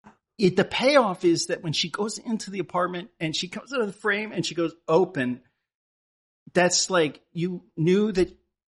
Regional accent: Connecticut, United States; where I grew up in Connecticut

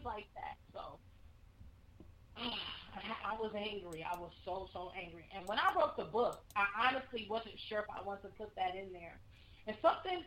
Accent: Wisconsin, United States; born or raised there; moved away as an adult; now in Texas, United States

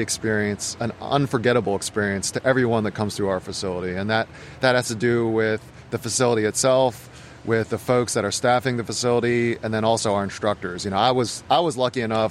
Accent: Harford County, Maryland, United States; I grew up in Harford County. I went to Folsom High School and really have lived in Maryland minus 2 years for my entire life

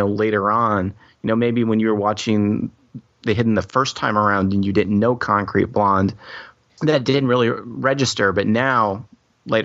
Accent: Ann Arbor, Michigan, United States; I grew up in Ann Arbor

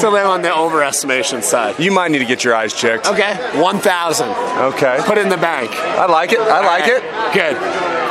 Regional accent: Atlanta, Georgia, United States; now in Denver, United States; from Atlanta, Georgia, living in Denver now.

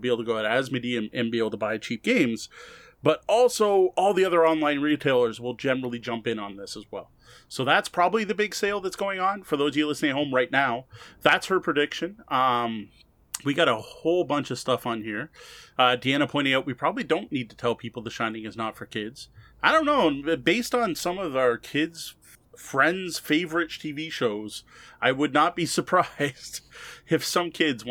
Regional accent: Canada; It's just not worth it in Canada, unfortunately, despite being Canadian.

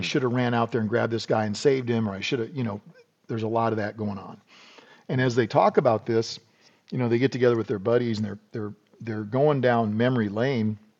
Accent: South Dakota, United States; I grew up in South Dakota

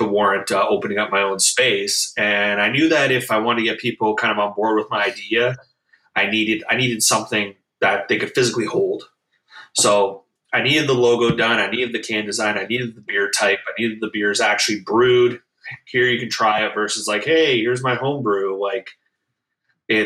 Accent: Niagara-on-the-Lake, Ontario, Canada; now in Beamsville, Canada; Niagara on the Lake, which is my hometown. But I live in Beamsville now too

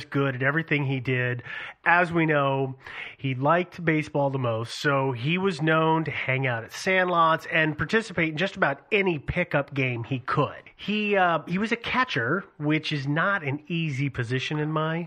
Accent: United States; as an American male

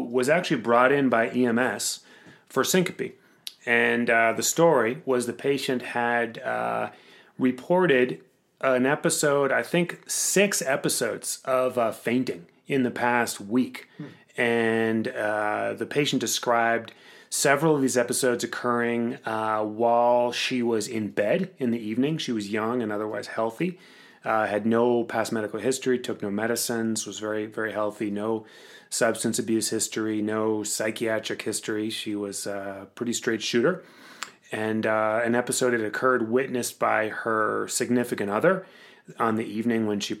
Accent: Cape Cod, Massachusetts, United States; now in Colorado, United States; I'm from Cape Cod

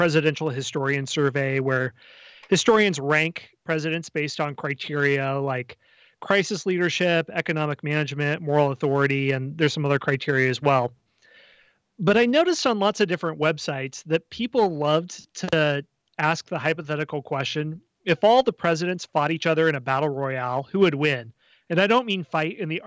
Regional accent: Iowa, United States; also born or lived in Kansas City; I'm from Iowa

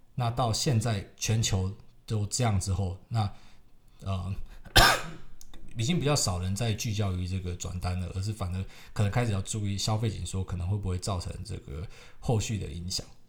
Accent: Taiwan; 我是台湾来的

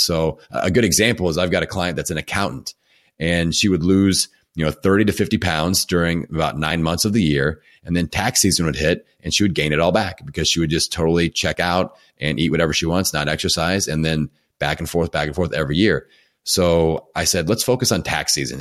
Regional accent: Bloomington, Indiana, United States; my hometown of Bloomington, Indiana

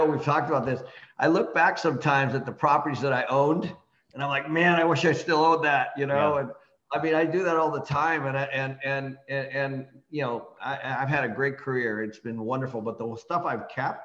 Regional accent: Seattle, Washington, United States; moved away; I started managing properties when I grew up in Seattle, and I was doing that in college

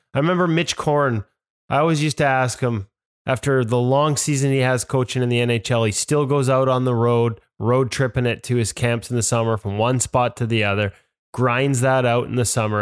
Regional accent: Vancouver, British Columbia, Canada; this is my hometown.

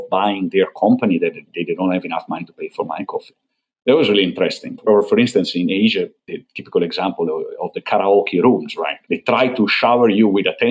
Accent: northern Italy, Italy; I come from North Italy

